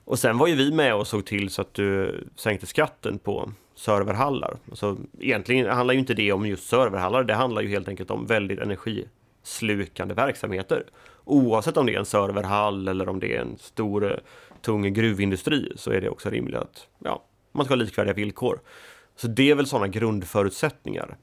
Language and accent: Swedish; Sweden; moved away; also born or lived in Gothenburg; jag är född och uppvuxen i Småland, på landsbygden, flyttade till Göteborg.